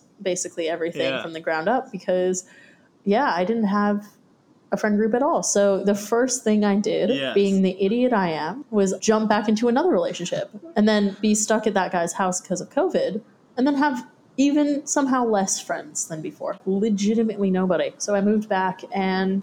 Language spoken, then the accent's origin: English; Santa Cruz, California, United States; moved away as an adult; now in Australia; I'm from Santa Cruz, California, which is about an hour and 20 minutes south of San Francisco.